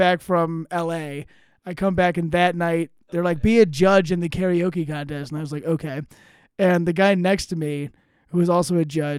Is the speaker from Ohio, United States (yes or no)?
yes; Ohio, United States; moved away; When I was growing up in Ohio